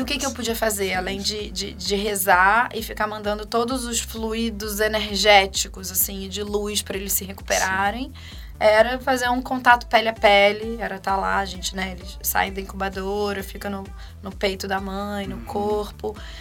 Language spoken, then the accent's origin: Portuguese; Rio de Janeiro, Brazil; moved away as an adult; now in Campinas, Brazil; sou carioca, sempre morei no Rio, até cinco anos atrás